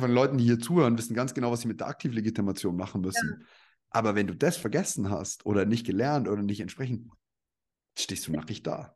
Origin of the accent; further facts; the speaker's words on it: Upper Palatinate, between Nuremberg and Regensburg, Bavaria, Germany; Ich bin ja stolzer Bayer eigentlich